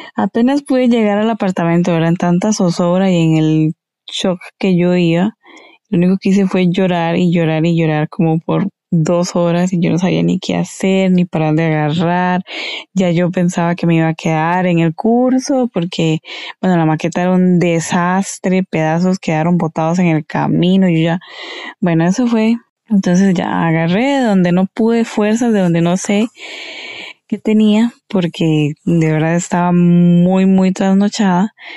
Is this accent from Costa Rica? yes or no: yes; Esparza, Puntarenas, Costa Rica; Esparza Punta Arenas, de donde soy oriunda.